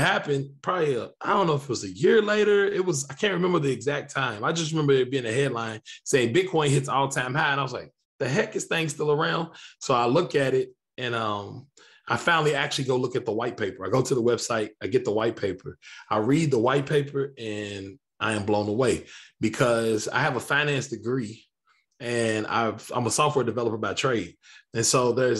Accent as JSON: {"language": "English", "town": "Lexington", "region": "Kentucky", "country": "United States", "tie": "born or raised there", "said": "I grew up on the northwest side of a town called Lexington, Kentucky"}